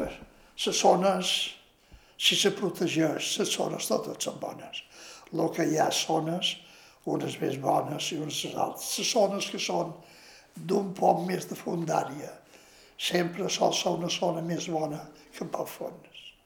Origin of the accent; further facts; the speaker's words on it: Ciutadella, Balearic Islands, Spain; Vaig néixer a Ciutadella, perquè els meus pares van venir de Mallorca